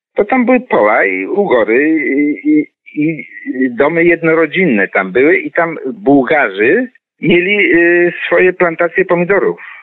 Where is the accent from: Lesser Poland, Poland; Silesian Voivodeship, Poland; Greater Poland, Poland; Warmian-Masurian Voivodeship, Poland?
Greater Poland, Poland; Poznań; ja się urodziłem w roku 50 i tam mieszkaliśmy do roku 57. Czyli jako dzieciak, taki 5, 6, 7 latek doskonale pamiętam te ulice